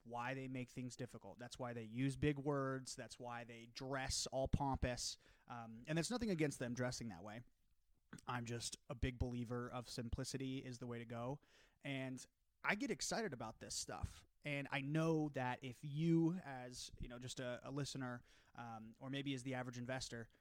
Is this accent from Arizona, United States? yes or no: yes; Prescott, Arizona, United States; also born or lived in Point Loma, San Diego, California / Sacramento, California; I grew up in Prescott, went to Point Loma, ended up going to Sacramento